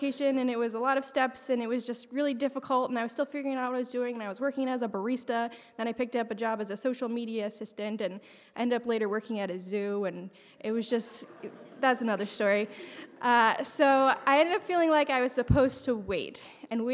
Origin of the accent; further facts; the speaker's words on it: Pennsylvania, United States; moved away as an adult; also born or lived in Western New York; I grew up in Pennsylvania.